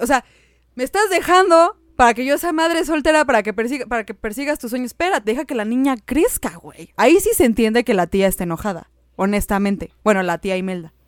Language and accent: Spanish; Mexico; Yo soy mexicana